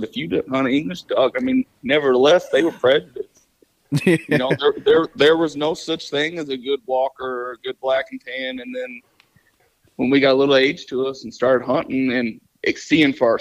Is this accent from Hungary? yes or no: no; Northwestern Indiana, United States; I'm from Northwestern Indiana